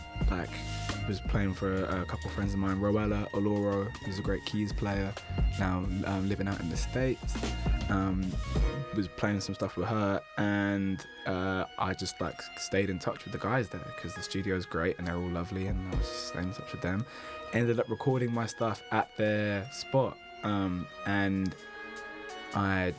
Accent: London, United Kingdom; I grew up in West London. I was a Hammersmith baby. Grew up between Hammersmith and Shepherd's Bush

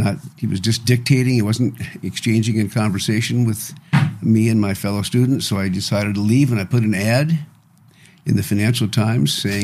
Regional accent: Flint, Michigan, United States; moved away as an adult; also born or lived in Los Angeles / London / Geneva / Greece; now in Las Vegas, United States; I am from Flint, Michigan, which was then, when I was there in the 40s and 50s, it was a thriving metropolis

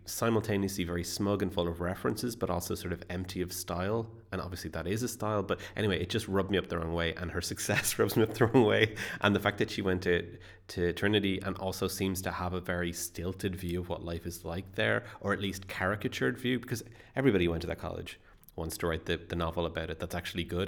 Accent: Ireland; I am an Irish writer.

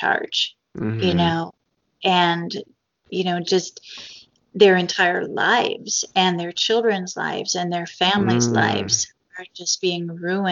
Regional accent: United States; as an American

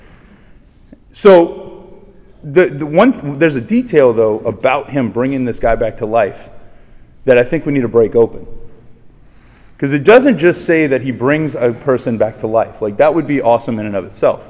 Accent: Raceland, Louisiana, United States; I'm from Raceland, just down the bayou. And when I was growing up, I grew up basically right across from my home parish, right across the street.

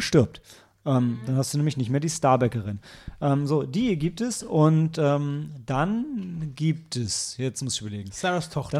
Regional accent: Northern Germany, Germany; ich als Norddeutscher

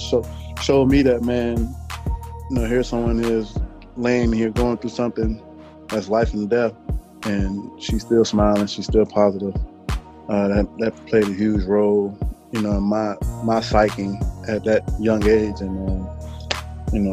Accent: Miami, Florida, United States; I'm from Miami, Miami, Florida

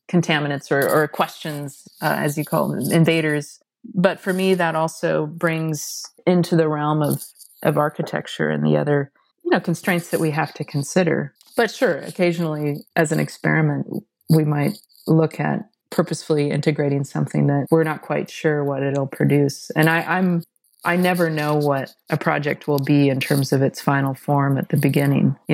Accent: Seattle, Washington, United States; I grew up in Seattle and so experienced the birth of grunge.

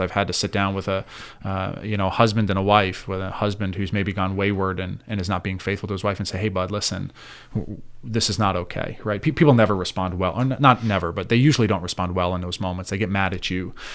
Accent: New York City area, New Jersey, United States; moved away as an adult; now in Clearfield, United States; born and raised in the North Jersey, New York City area

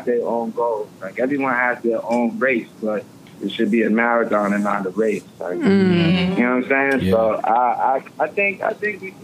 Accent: New York City, New York, United States; I'm from Brooklyn. I'm from Clinton Hills. I live in Bed-Stuy

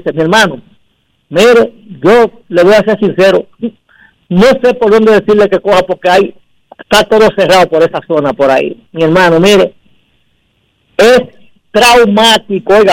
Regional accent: Dominican Republic; yo soy dominicano y me tiene que doler este país.

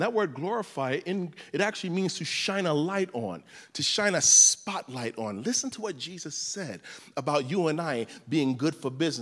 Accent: New York City, New York, United States; I was raised in Crown Heights, Brooklyn

